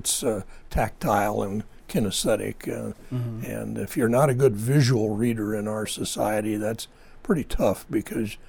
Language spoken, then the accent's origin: English; Lindsay, California, United States; Down in the valley between Fresno and Bakersfield, Lindsay, California